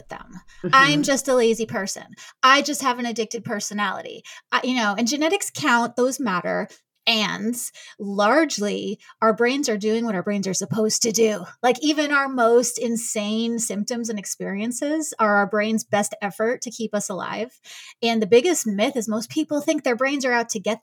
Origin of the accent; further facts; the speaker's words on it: New York, United States; now in Kansas City, United States; I'm from New York, but I am out of Kansas City now